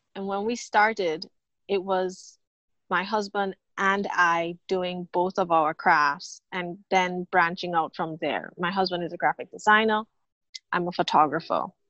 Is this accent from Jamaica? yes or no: yes; Jamaica; moved away as an adult; also born or lived in Fort Lauderdale, United States; now in Bahamas; born and raised in Jamaica